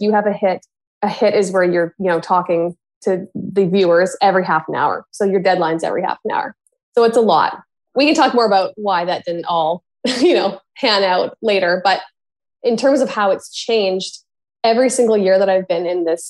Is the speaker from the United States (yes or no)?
no; Victoria, British Columbia, Canada; moved away as an adult; also born or lived in Campbell River, British Columbia / Prince George, British Columbia / Winnipeg, Manitoba / Toronto, Ontario; my hometown of Victoria